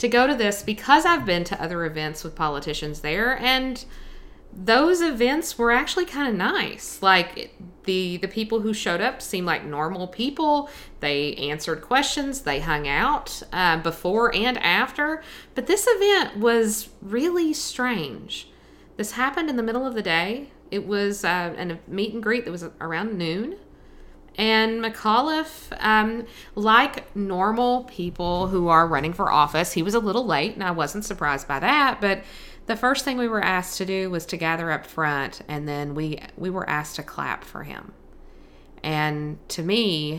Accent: Buchanan County, Virginia, United States; I grew up in Buchanan County

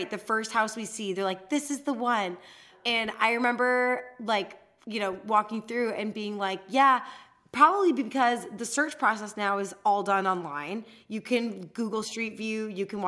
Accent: Chicago, Illinois, United States; I'm from Chicago

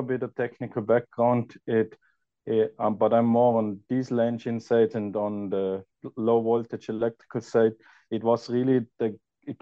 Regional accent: Austria; moved away as an adult; now in California, United States; I'm originally from Austria

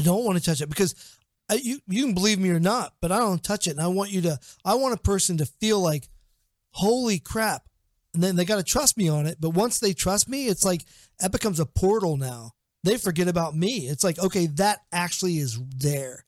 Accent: Portsmouth, Ohio, United States; Portsmouth, Ohio. It's my hometown.

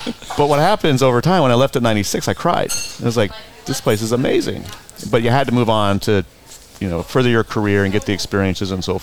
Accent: Monterey, California, United States; also born or lived in Seattle; now in Palm Springs, United States; I grew up in Monterey, and Monterey, you were a fisherman, or you were in the hospitality industry, or you're in the military.

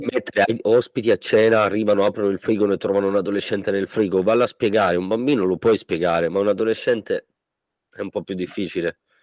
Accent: Sicily, Italy; moved away; andiamo in Sicilia, al mio paese

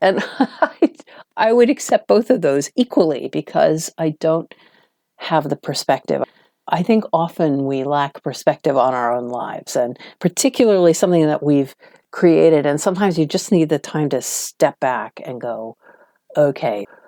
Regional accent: Washington, District of Columbia, United States; moved away as an adult; now in London, United Kingdom; I was from Washington, D C, which is a much calmer, smaller town compared to New York

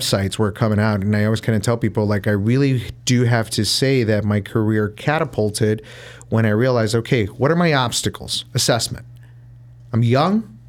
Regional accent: Chicago, Illinois, United States; I grew up in the North Side

